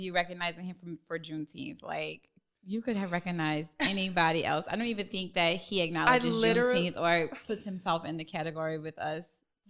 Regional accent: New Orleans, Louisiana, United States; I'm from Louisiana. Yeah, I'm from New Orleans.

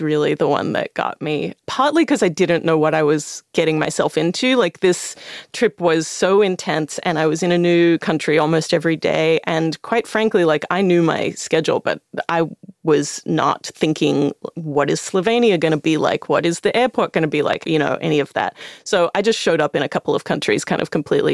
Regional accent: Australia; as an Australian person

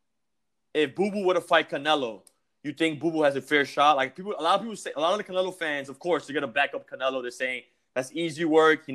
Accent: New York, United States; I'm from New York. I'm based in New York

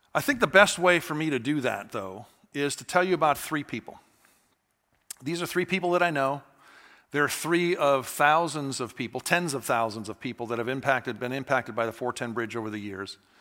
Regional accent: Atlanta, Georgia, United States; I'm from Atlanta

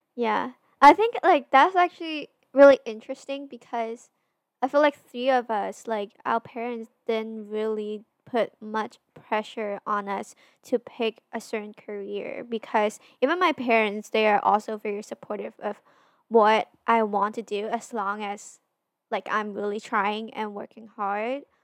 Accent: Hong Kong; we're both from Hong Kong

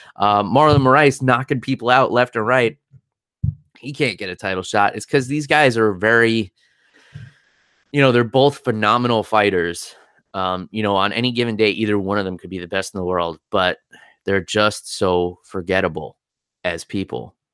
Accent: New York, United States; being a New Yorker

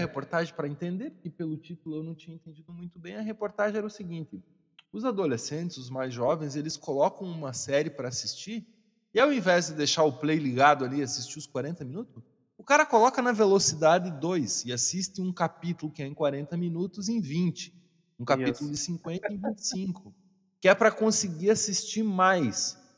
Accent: Santa Catarina, Brazil; eu sou natural de Santa Catarina

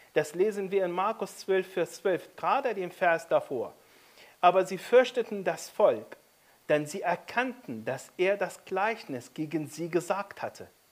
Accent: Egypt; now in Germany; Ich bin in Ägypten aufgewachsen

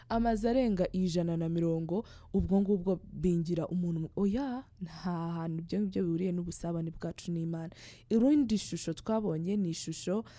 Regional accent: Rwanda; twawukora neza twishimye nk'abanyarwanda buzuye urukundo rw'igihugu

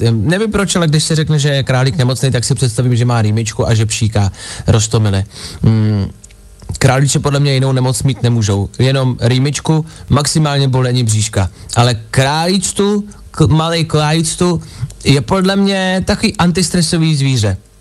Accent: Dubí, Ústí nad Labem Region, Czechia; já jsem z Dubí

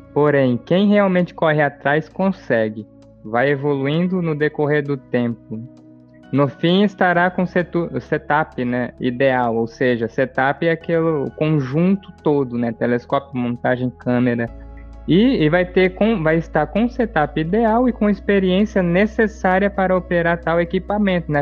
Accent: Brazil; nós aqui, como brasileiros também

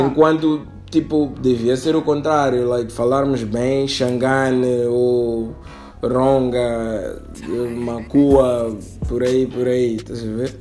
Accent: Mozambique

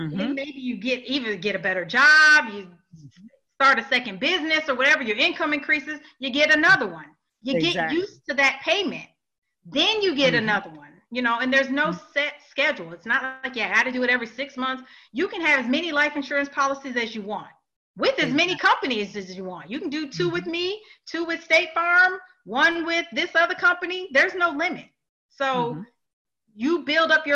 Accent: Illinois, United States; now in Georgia, United States; I'm from Illinois. I do a lot of consultations in Illinois, a lot. That's my hometown

